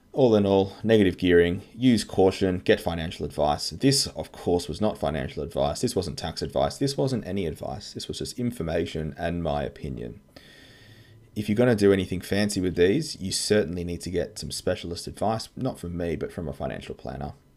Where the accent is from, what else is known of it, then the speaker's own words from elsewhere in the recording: Australia; I'm an Aussie tax lawyer